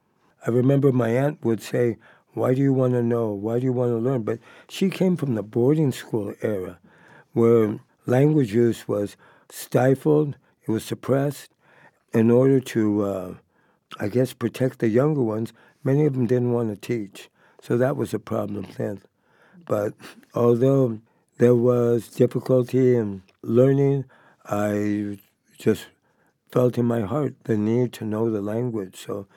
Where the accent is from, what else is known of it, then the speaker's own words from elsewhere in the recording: Madera, California, United States; born there; also born or lived in San Diego / San Pascual Reservation; I was born off the reservation. I was born up north in Madera, California, and spent many of my years until I was about 16 coming back and forth between my mom and my dad.